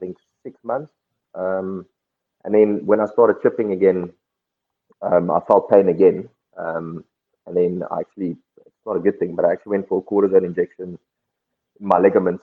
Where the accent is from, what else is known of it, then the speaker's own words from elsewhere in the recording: South Africa; I grew up in Cape Town, Durban, Woolside